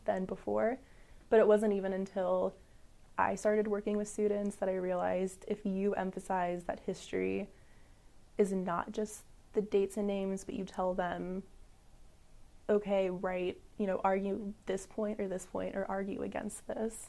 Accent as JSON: {"language": "English", "town": "St. Louis", "region": "Missouri", "country": "United States", "lives_now": "Columbia, United States", "said": "I'm originally from the St. Louis, Missouri area."}